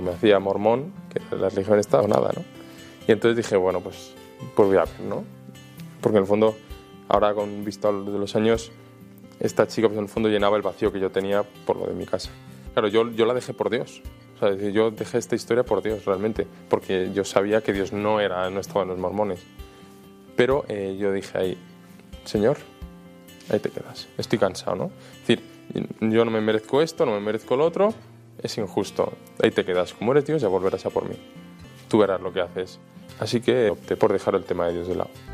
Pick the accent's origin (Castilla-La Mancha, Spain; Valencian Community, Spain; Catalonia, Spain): Valencian Community, Spain; moved away; also born or lived in Almería / Madrid; yo soy valenciano, luego viví en Almería, luego en Madrid